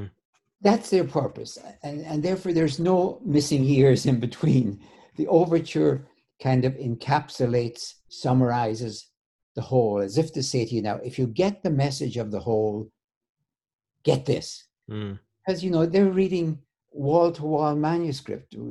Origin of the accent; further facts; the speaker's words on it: Ireland; I grew up in Ireland